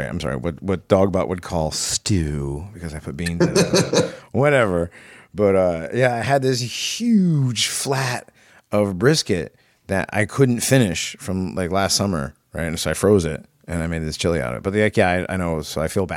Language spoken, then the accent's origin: English; Connecticut, United States; accent: New England, New York, Massachusetts; now in East Tennessee, United States; I'm from Connecticut